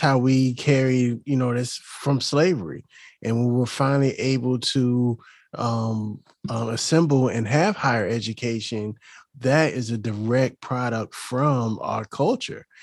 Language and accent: English; Chesapeake, Virginia, United States; also born or lived in Hampton, Virginia / Waukegan, Illinois / Puerto Rico; I grew up in Hampton Roads, and I grew up in a neighborhood called Camelot. And, um, that's in the Ches, the city of Chesapeake.